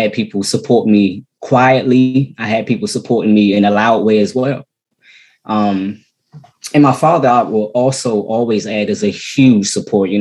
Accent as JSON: {"language": "English", "region": "Maryland", "country": "United States", "tie": "born or raised there", "also_born_or_lived": "Washington, D.C. / Virginia", "said": "I'm actually from Maryland. I was born in D.C."}